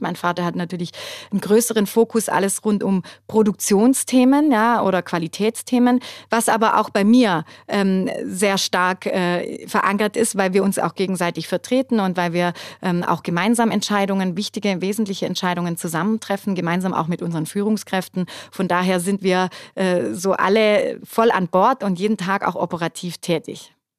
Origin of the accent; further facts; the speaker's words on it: Germany; bei uns in Deutschland